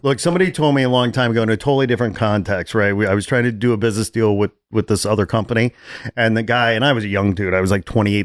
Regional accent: Chicago, Illinois, United States; moved away; I'm from Chicago

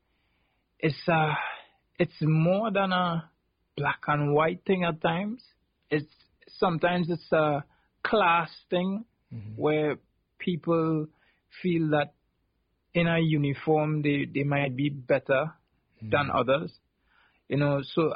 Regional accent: South Trinidad, Trinidad & Tobago; where I grew up in South Trinidad

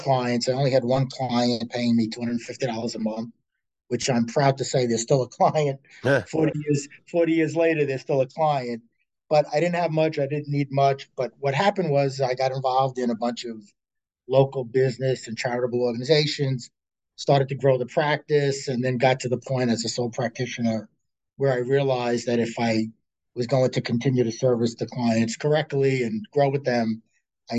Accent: New York City, New York, United States; I was born and raised in Staten Island

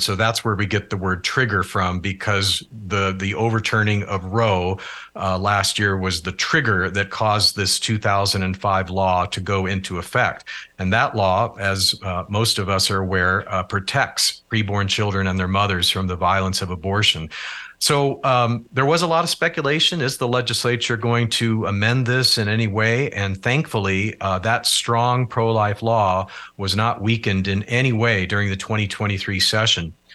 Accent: Alaska, United States; moved away; my home state where I grew up, the state of Alaska

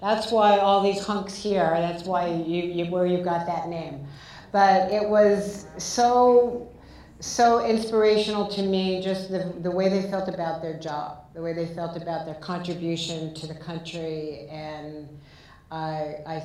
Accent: Southern California, United States; moved away; also born or lived in New York City; I grew up in Southern California. I lived in New York City

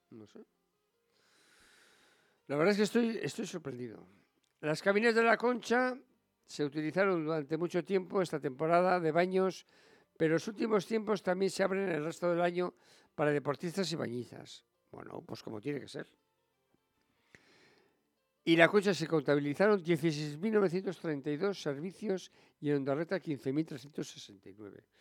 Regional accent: San Sebastián, Basque Country, Spain; somos los donostiarras los que nos movemos en moto por la ciudad

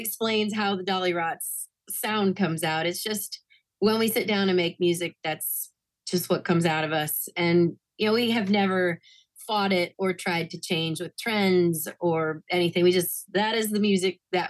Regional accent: Tampa, Florida, United States; moved away as an adult; growing up in Florida, I grew up listening to lots of we had like three really good oldie stations when I was a kid

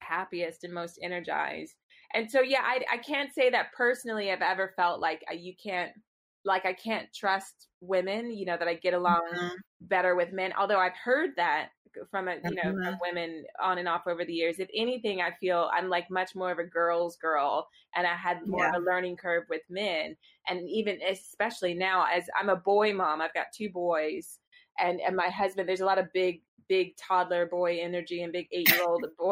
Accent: Virginia, United States; moved away as an adult; now in London, United Kingdom; I grew up in Virginia.

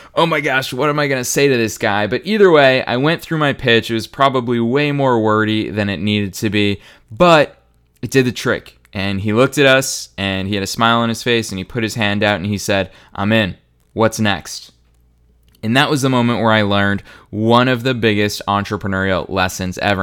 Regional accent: Marlborough, Massachusetts, United States; my hometown, Marlboro, Massachusetts, for any of you that are curious about where I grew up

